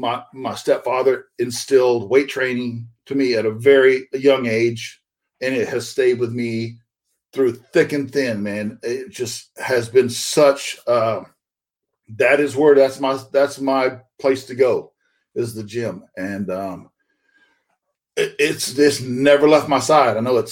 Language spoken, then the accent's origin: English; Florida, United States; I'm from Florida, and so Florida Championship Wrestling, they would come through my hometown occasionally.